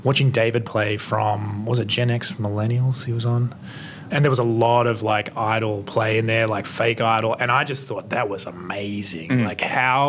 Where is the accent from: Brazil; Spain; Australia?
Australia; I'm Australian